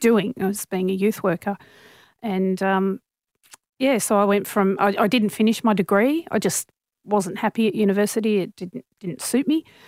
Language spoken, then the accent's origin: English; Sydney, New South Wales, Australia; I grew up in Normanhurst, so that's in the northwestern suburbs of Sydney, so very suburban area